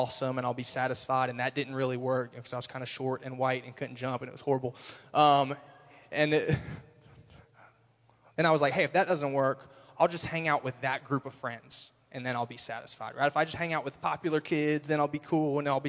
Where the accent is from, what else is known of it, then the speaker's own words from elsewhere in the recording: Raleigh, North Carolina, United States; moved away as an adult; I'm from Raleigh, North Carolina originally. I lived there for 20 years. Had a pretty average childhood growing up